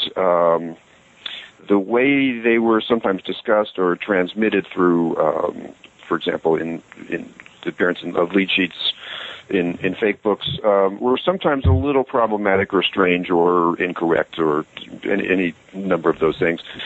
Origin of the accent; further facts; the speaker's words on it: United States; growing up in America